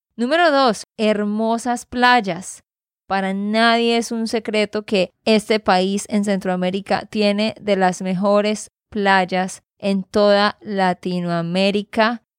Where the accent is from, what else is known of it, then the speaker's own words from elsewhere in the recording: Santander, Colombia; de Santander, Colombia